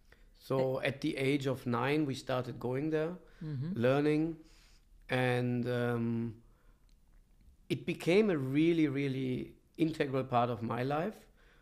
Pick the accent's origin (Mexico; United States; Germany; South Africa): Germany; Bonn, North Rhine-Westphalia; And I was born in Germany, in Bonn. And that's where I spent my childhood, where I grew up.